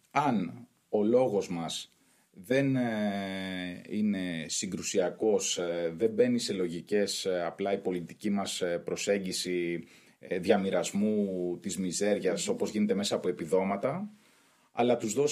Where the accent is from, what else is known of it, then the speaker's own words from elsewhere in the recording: Greece; μεγάλωσα στην Καποδιστρίου που ήταν η ετεροδημότες του Πασόκ ε, και εκεί πέρα ζήσαμε πολλές έτσι, ωραίες στιγμές.